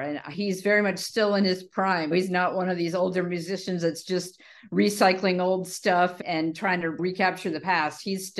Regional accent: New Orleans, Louisiana, United States; So I grew up in New Orleans, and no one else in my family listened to …. I'm the oldest of six kids.

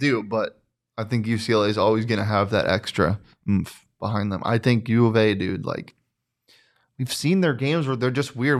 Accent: Scottsdale, Arizona, United States; I grew up in Scottsdale.

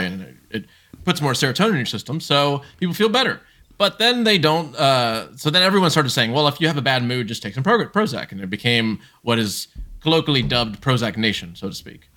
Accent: Columbus, Ohio, United States; also born or lived in Brazil; Grew up in specifically Ohio, uh, Columbus, Ohio

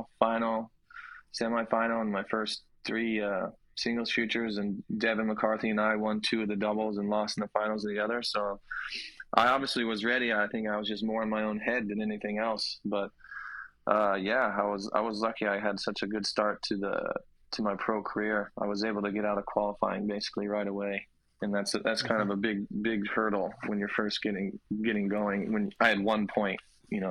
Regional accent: Columbus, Ohio, United States; also born or lived in Cincinnati, Ohio; I grew up in Columbus.

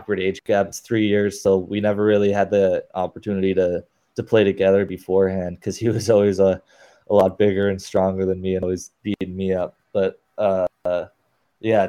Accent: Scottsdale, Arizona, United States; now in Northville, United States; I was born and raised in Scottsdale, Arizona when my dad was playing for the Coyotes.

